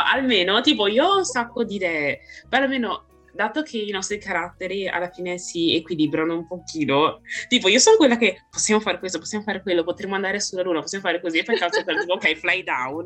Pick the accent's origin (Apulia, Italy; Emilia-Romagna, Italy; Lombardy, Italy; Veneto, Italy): Veneto, Italy; Vicenza; accent: heavy Venetian; ho un accento veneto pesantissimo